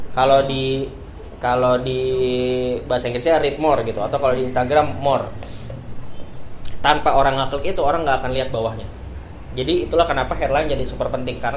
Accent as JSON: {"language": "Indonesian", "town": "Bekasi", "region": "West Java", "country": "Indonesia", "said": "pilkada kemarin di Jawa Barat gue orang Bekasi."}